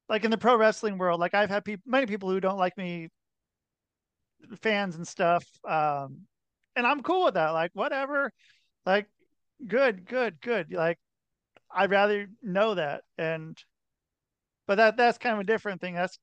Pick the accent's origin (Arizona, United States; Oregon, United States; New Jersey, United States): Oregon, United States; Portland; moved away as an adult; also born or lived in Minnesota / Salt Lake City, Utah; I grew up in Portland, Oregon.